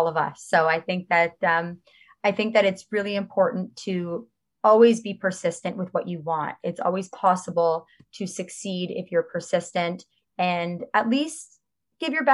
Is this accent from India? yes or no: no; Toronto, Ontario, Canada; I grew up in Chaplin Estates.